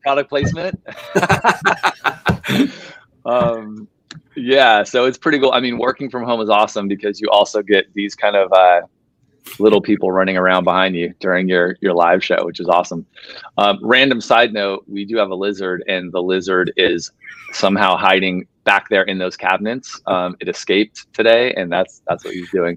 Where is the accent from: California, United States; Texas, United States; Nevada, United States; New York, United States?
Nevada, United States; Las Vegas; moved away; I'm from Las Vegas originally